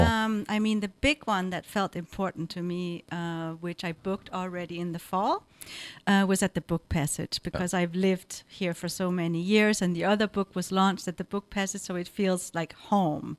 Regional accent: Denmark; moved away as an adult; also born or lived in Nepal; now in San Francisco Bay Area, United States; I come from Denmark.

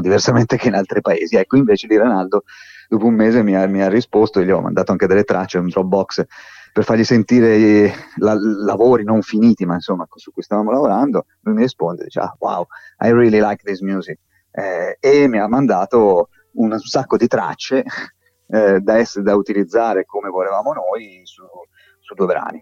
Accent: Tuscany, Italy; io di, di qui sono

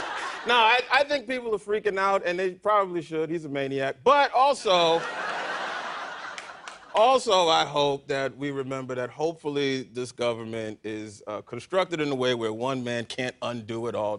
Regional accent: New York City, New York, United States; I grew up in Manhattan in the projects

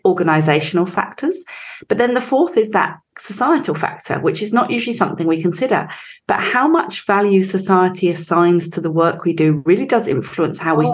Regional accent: England, United Kingdom; moved away as an adult; now in Australia; So I grew up in England, as you can probably tell. Um, I've been here for over 20 years, but um, can't shake the accent.

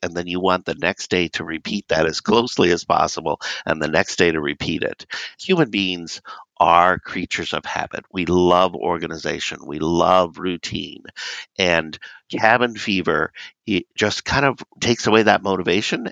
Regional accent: Southern California, United States; moved away; I grew up in Southern California and we did not have snow.

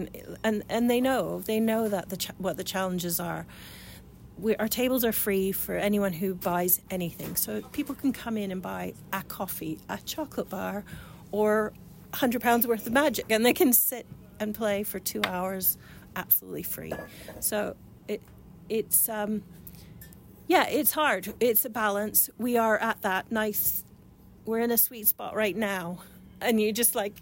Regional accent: Canada; accent: Canadian or Irish; moved away as an adult; also born or lived in Jarrow, England / England; now in Ipswich, United Kingdom; I was born in Jarrow. So I'm Geordie, then went to Canada when I was six. But I've been in England for 20 years now. So yes, I still sound Canadian or Irish or whatever people think I sound.

